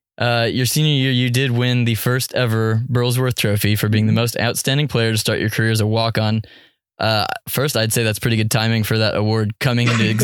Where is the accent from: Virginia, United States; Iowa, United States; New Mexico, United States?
Iowa, United States; moved away; And I grew up in Iowa, a big Iowa State fan.